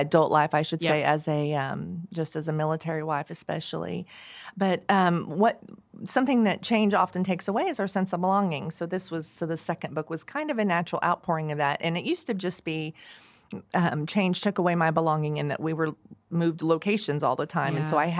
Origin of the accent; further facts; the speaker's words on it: Oklahoma, United States; I grew up on the back roads. I grew up in the Osage County.